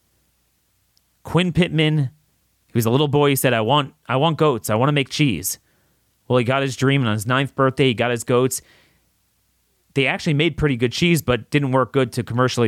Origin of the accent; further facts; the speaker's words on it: Maryland, United States; here in my home state of Maryland